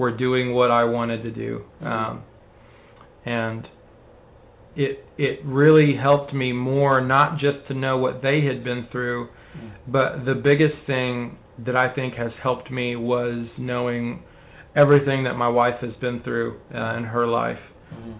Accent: Texas, United States; my dad died when I was young. My mom got remarried. We moved from South Texas to North Texas

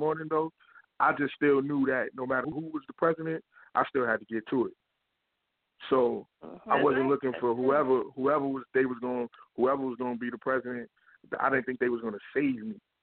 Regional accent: New York, United States; I grew up in New York as a kid

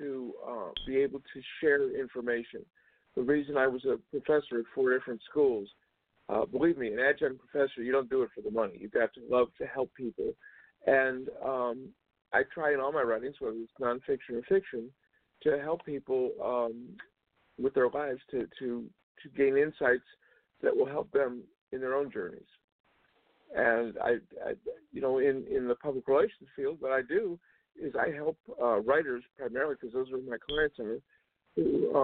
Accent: Georgia, United States; moved away as an adult; also born or lived in Cleveland, Ohio / Illinois; now in Las Vegas, United States; the whole family moved down to Georgia, and that's where I grew up.

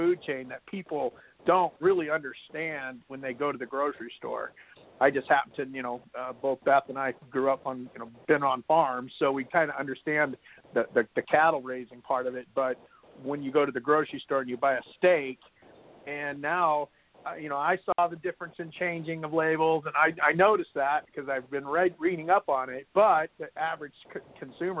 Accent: Moses Lake, Washington, United States; born and raised in Moses Lake

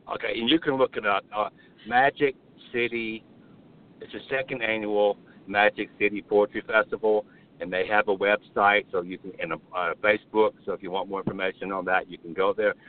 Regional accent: Birmingham, Alabama, United States; That's my home state. My home city is Birmingham

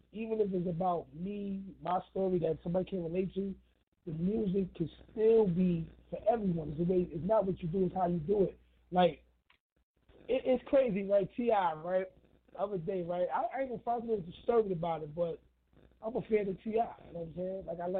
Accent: New York City, New York, United States; I'm from New York City. I'm from the Bronx.

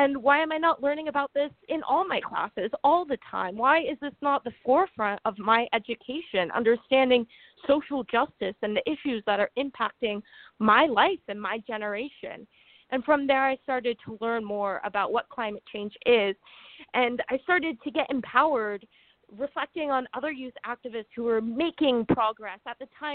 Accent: San Francisco Bay Area, California, United States; I grew up in California in a very progressive state, a very progressive town.

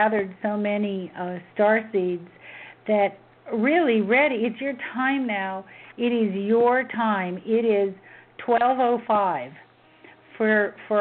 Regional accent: Memphis, Tennessee, United States; growing up in Memphis during the civil rights movement

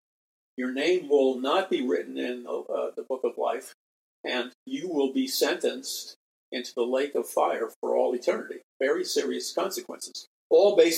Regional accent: New York City, New York, United States; moved away; I'm from New York City.

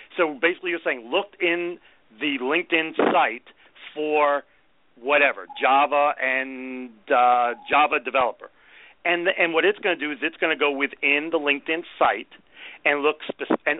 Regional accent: New York, United States; I spent most of my life in New York

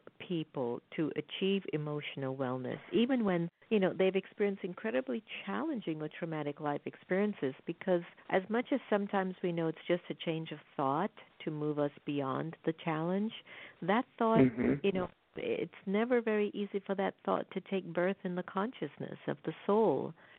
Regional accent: South Florida, United States; growing up in South Florida myself

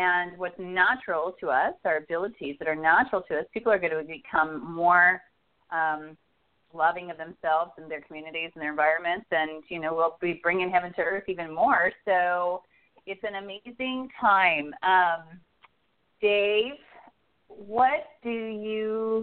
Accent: Regina, Saskatchewan, Canada; moved away; I'm originally from Canada. I was born in Regina, Saskatchewan

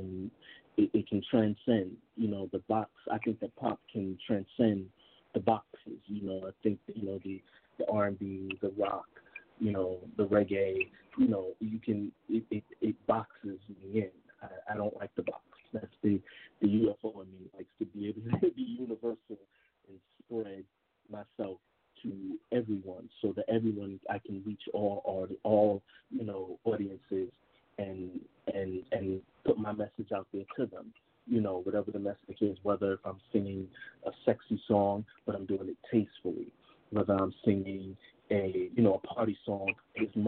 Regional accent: New York, United States; I am originally from New York, Brooklyn born and raised.

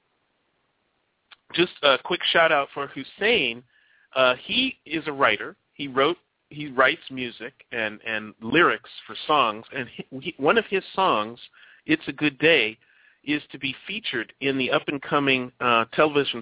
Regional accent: Chicago, Illinois, United States; moved away; I am from Chicago, born and raised in Chicago, mostly on the South Side on 95th Street, 93rd and Avalon

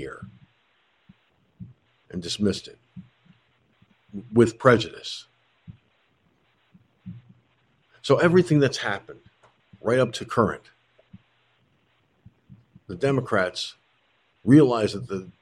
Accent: George Pataki's hometown, New York, United States; moved away; he was from my hometown

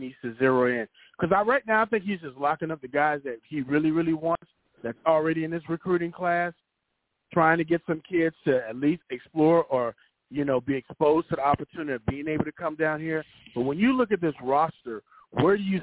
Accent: Miami, Florida, United States; I'm from Miami

